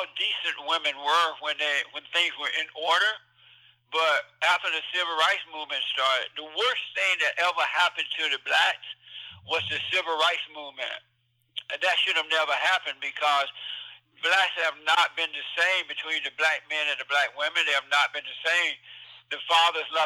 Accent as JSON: {"language": "English", "region": "Alabama", "country": "United States", "tie": "born or raised there", "moved": "as an adult", "lives_now": "California, United States", "said": "I grew up in Alabama. I was born on a plantation down there, and I grew up under the Jim Crow laws"}